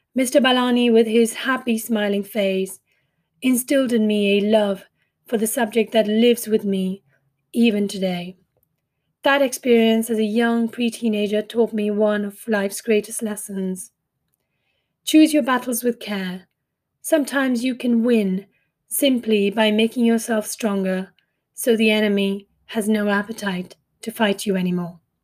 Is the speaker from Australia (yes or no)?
no; India; accent: Indian; moved away as an adult; also born or lived in Mumbai; now in United Kingdom; I grew up in India and came from a family of servicemen